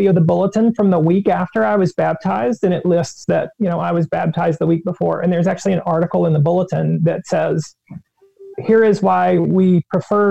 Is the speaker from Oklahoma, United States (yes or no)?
no; small town northwest of Charlotte, North Carolina, United States; I am from North Carolina. I'm from a very small town, about an hour and a half to the northwest of Charlotte, North Carolina